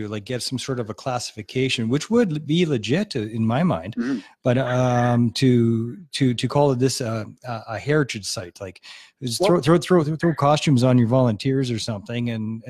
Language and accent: English; Edmonton, Alberta, Canada; I'm from Edmonton, brother.